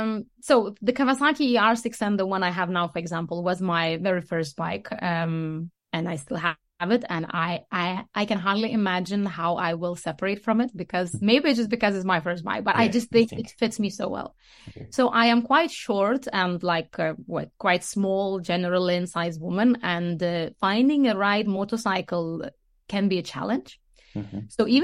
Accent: Lithuania; English is a second language; now in Denmark; So I live in Denmark, but I am not Danish. I come from Lithuania.

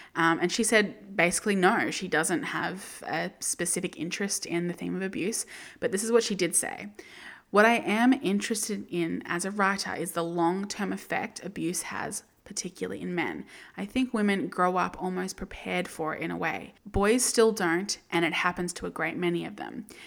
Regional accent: Australia; as an Australian

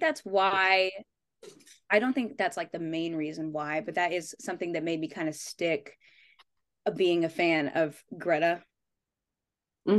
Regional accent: Las Vegas, Nevada, United States; I'm from Vegas

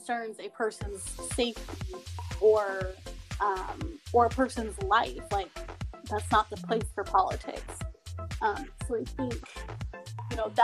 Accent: the South, United States; born and raised in the South

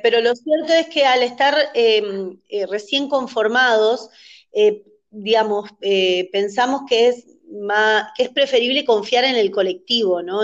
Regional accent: Misiones, Argentina; moved away as an adult; also born or lived in Buenos Aires, Argentina; Viví muchos años en Buenos Aires, soy de Misiones, ahora estoy en Misiones, pero viví 20 años en Buenos Aires

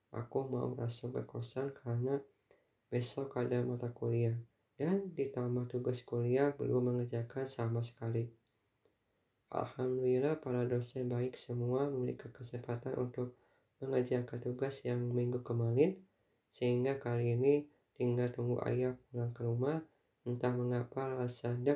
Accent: Tasikmalaya, West Java, Indonesia; Mungkin dulu aku pernah terlibat pertengkaran ketika SMA di Tasikmalaya terlibat tawuran melawan SMA dari Bandung.

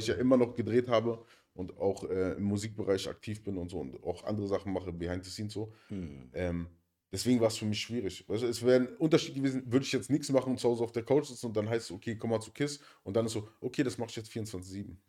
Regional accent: Berlin, Germany; da, wo ich herkomme, aus Neukölln

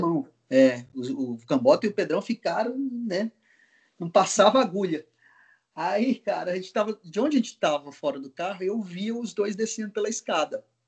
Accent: Goiás, Brazil; also born or lived in Mato Grosso; now in São Paulo, Brazil; vou voltar para Goiás, para Mato Grosso. Sou de Goiás, eu vou para Mato Grosso, meu pai, meus pais estão lá.

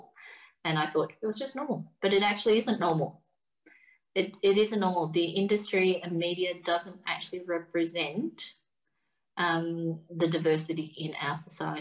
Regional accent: Australia; I should be proud about not just being Australian, but I should be goddamn proud about being Vietnamese too

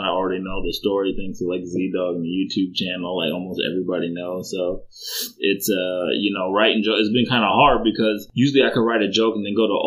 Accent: Chicago, Illinois, United States; growing up in Chicago, it's one of those things where it was a rough area

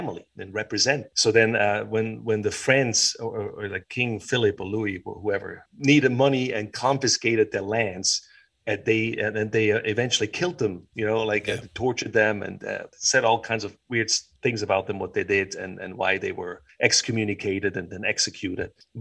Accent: Switzerland; also born or lived in United States; As a Swiss

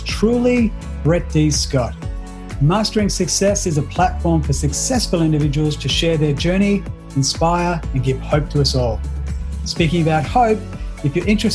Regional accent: Australia; accent: Australian; my Australian accent

